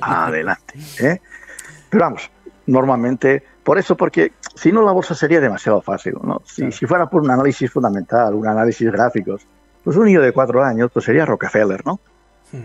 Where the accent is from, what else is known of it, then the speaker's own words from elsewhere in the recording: Medina del Campo, Castile and León, Spain; yo soy de Medina del Campo, la provincia de Valladolid